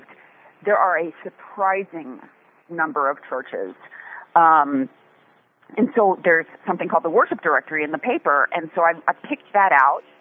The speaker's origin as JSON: {"language": "English", "region": "Texas", "country": "United States", "tie": "born or raised there", "also_born_or_lived": "Dallas / Austin", "moved": "yes", "said": "I was born in Texas. I was a kid in Dallas and Austin"}